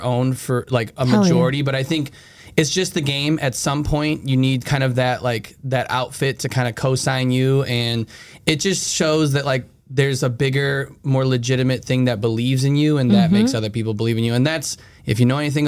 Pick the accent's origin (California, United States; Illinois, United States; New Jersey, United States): Illinois, United States; Chicago; born and raised in Chicago. I grew up on the north side in Lakeview